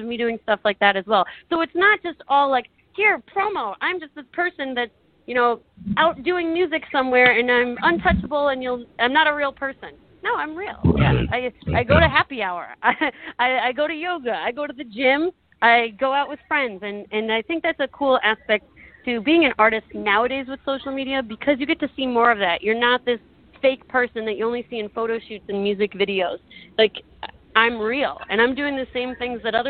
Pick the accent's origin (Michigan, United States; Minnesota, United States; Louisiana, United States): Michigan, United States; Detroit; I'm from Detroit